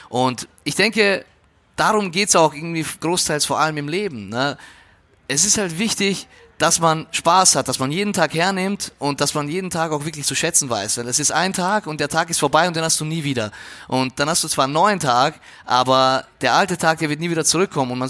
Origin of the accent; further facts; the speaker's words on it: Austria; now in Germany; dass du äh, maturierst, sagt man bei uns in Österreich, ja, hier ist es halt Abitur machst